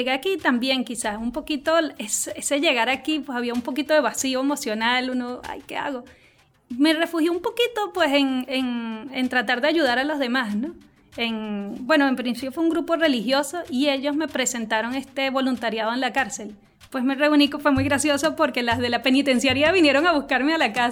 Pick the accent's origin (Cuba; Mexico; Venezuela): Venezuela; moved away as an adult; also born or lived in Colombia; Ok, bueno … Yo salí hace como cinco años de Venezuela. En principio salimos fue a Colombia.